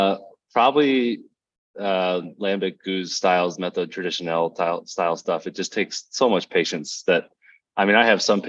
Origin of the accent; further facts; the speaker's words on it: Dallas, Texas, United States; moved away as an adult; also born or lived in Vermont / Maine / Arkansas; now in Colorado, United States; I grew up in Dallas, just north of Dallas, went to college in Vermont